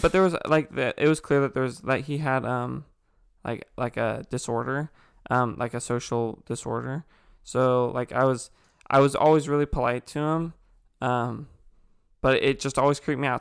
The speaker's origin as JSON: {"language": "English", "town": "Ontario", "region": "California", "country": "United States", "tie": "born or raised there", "also_born_or_lived": "Chino Hills, California", "said": "I moved from Chino Hills to Ontario, uh, where we met Chance."}